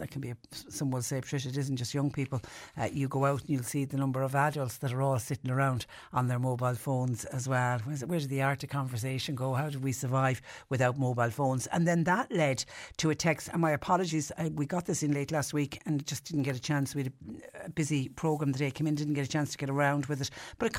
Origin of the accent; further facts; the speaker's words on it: Ireland; I'm Irish, you can imagine being a tourist and you've gone completely off the beaten track.